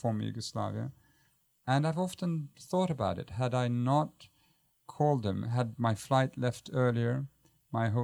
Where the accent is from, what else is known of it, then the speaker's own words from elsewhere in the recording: Jordan; moved away; also born or lived in United Kingdom / Baltimore, Maryland; I had to do my national service, which took me back to my home country